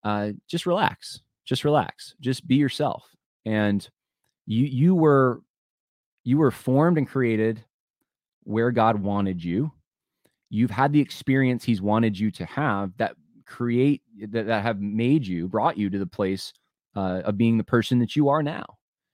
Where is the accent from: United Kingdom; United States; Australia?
United States; New York; also born or lived in California / Southern US; I was born in California. My one side of my family, my mom's side's from Ohio. My dad's side, his father's from Mississippi. I grew up though in upstate New York. I lived down south for 4 years.